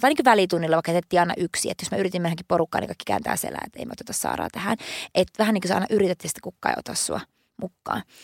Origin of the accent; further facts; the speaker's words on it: Oulunsalo, North Ostrobothnia, Finland; moved away; mä oon Pohjois-Suomesta